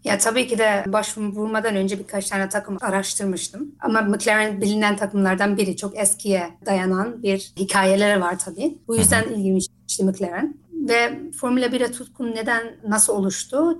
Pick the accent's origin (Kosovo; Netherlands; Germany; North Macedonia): Netherlands; also born or lived in Isparta, Turkey (family origin); ben Hollanda'da doğumluyum.